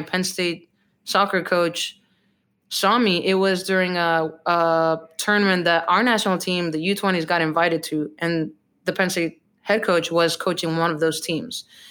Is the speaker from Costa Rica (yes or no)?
yes; Costa Rica; English is a second language; moved away as an adult; now in Portland, United States; I was born and raised in Costa Rica, which I absolutely love my home country